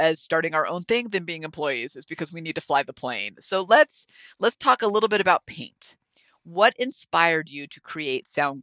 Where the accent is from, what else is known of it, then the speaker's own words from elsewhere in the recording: the Bay Area, California, United States; moved away; I grew up in the Bay Area. So of course, I don't live there now